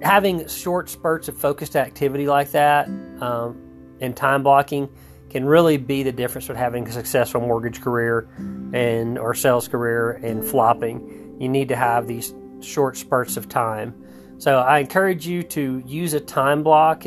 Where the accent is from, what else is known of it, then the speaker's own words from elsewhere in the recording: Texas, United States; I grew up in Texas